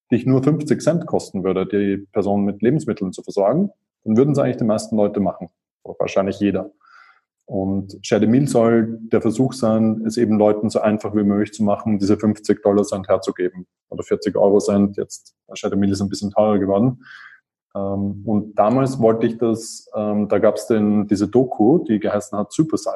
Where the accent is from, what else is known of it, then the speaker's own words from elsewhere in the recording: Vienna, Austria; Ich bin Wiener, bin dort vor 37 Jahren geboren worden. Ähm, ich bin dort aufgewachsen. Ich bin dann äh, auch dort zur Uni gegangen.